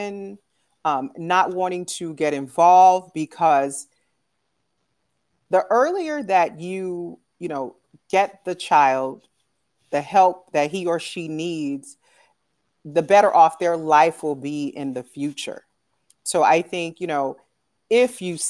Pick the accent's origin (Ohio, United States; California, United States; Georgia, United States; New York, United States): California, United States; San Francisco; moved away as an adult; also born or lived in Dallas, Texas; now in New Haven, United States; I'm actually originally from San Francisco, California